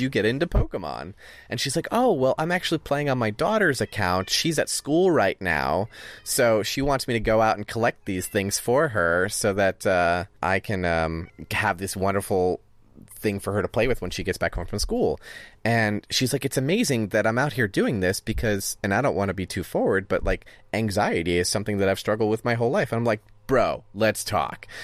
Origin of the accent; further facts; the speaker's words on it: Northeast, United States; I grew up with it in the Northeast